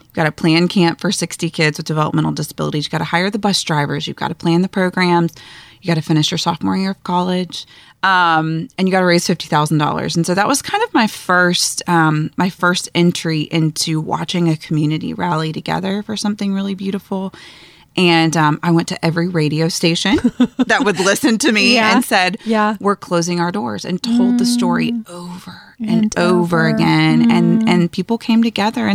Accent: Atlanta, Georgia, United States; I grew up in Atlanta

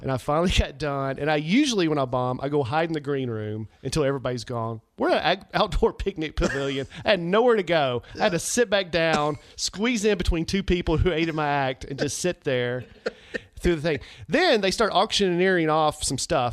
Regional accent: United States; my hometown for the Wilson County Livestock Association

